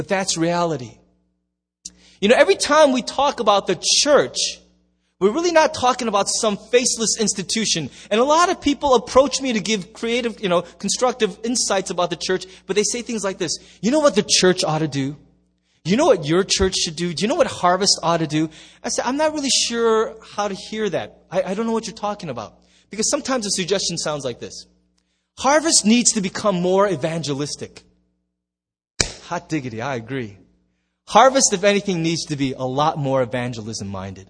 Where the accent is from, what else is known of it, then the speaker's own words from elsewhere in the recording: United States; There's just us Americans.